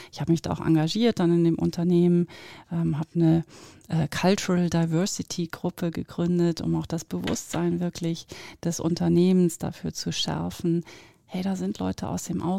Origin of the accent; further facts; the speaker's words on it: near Oldenburg, North German Plain, Lower Saxony, Germany; now in Zurich, Switzerland; ich bin auf vier Metern über Meeresspiegel geboren in der Nähe von Oldenburg, also norddeutsche Tiefebene nennt man das ja auch bin auf 44 Metern, das ist jetzt kein Witz mit diesen ganzen vielen, ähm, aufgewachsen. Und ähm, ja, lebe jetzt in Zürich in der schönen Schweiz